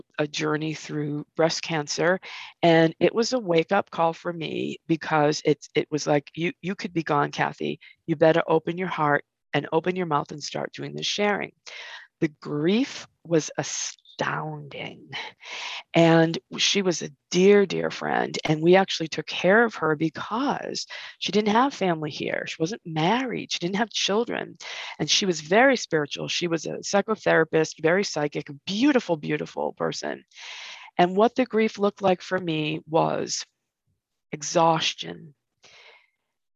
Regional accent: Massachusetts, United States; also born or lived in California; I grew up here in Massachusetts, but I moved to California when I was 19

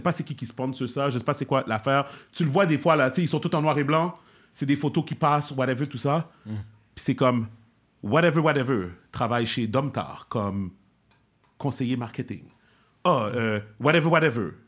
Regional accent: Montreal, Quebec, Canada; je suis un Québécois d'origine haïtienne

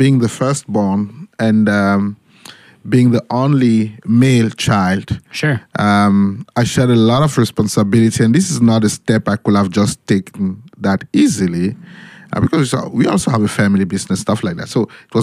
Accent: Cameroon; moved away as an adult; now in Germany; In Cameroon, okay. My home country

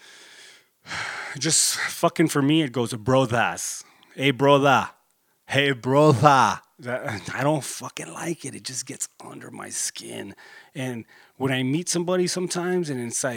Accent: Corpus Christi, Texas, United States; my hometown, you know, I'm in Corpus Christi, 361

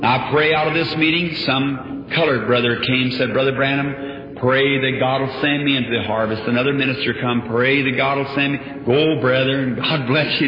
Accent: Indiana, United States

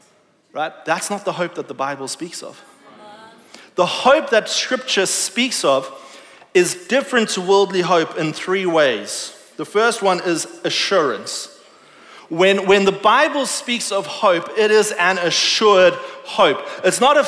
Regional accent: South Africa; moved away; I grew up in South Africa

